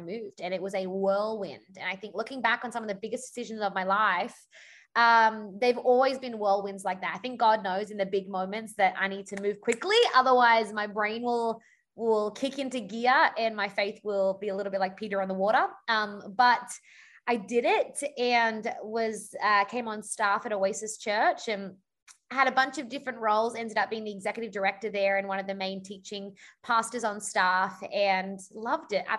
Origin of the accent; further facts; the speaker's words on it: Sydney, New South Wales, Australia; moved away as an adult; also born or lived in Los Angeles; now in Orange County, United States; I am from Sydney, Australia, originally. Been in America now for about, I keep losing count, it's somewhere between 8 and 10 years.